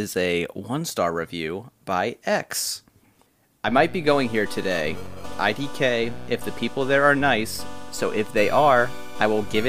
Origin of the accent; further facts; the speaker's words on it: Hebron, United States; you've been to my hometown. There's not much to do. So the Hebron Harvest Fair was the thing.